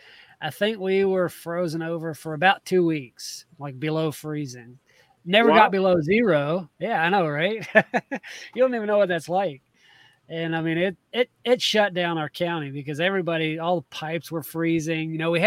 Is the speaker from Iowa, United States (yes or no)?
no; Georgia, United States; moved away; I grew up in Georgia.